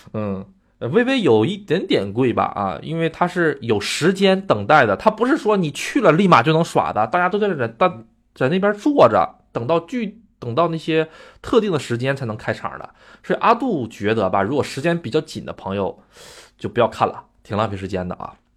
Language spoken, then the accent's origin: Chinese; Northeast China, China; accent: Northeastern dialect; now in Japan; 我们东北话叫油脂儿